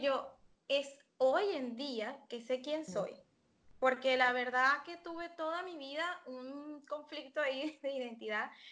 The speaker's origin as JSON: {"language": "Spanish", "town": "San Antonio de los Altos", "region": "Miranda", "country": "Venezuela", "tie": "born or raised there", "also_born_or_lived": "Caracas", "moved": "as an adult", "lives_now": "Argentina", "said": "yo soy venezolana, soy de Caracas. Eh, crecí en San Antonio de los Altos, cerca de Caracas, pero no es Caracas"}